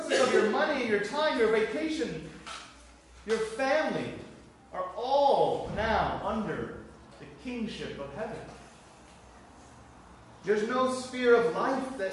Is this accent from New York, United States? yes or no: no; Florida, United States; now in Ireland; I'm from Florida